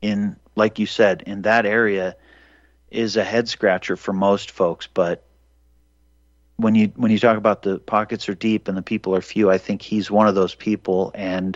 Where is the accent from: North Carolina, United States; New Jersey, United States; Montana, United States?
Montana, United States; I was born in Montana, so I think maybe the native Montanan in me